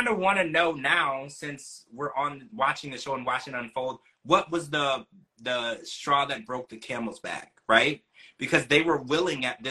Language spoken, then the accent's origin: English; Louisiana, United States; also born or lived in Ohio; now in Florida, United States; I grew up in Louisiana, and I used to go horseback riding